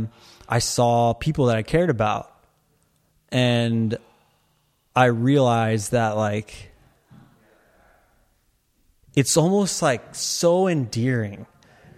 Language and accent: English; Torrance, California, United States; I was born in Torrance